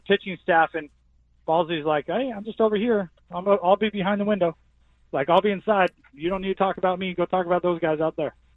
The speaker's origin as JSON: {"language": "English", "area": "Orange County", "region": "California", "country": "United States", "tie": "born or raised there", "lives_now": "San Diego, United States", "said": "I grew up in Orange County"}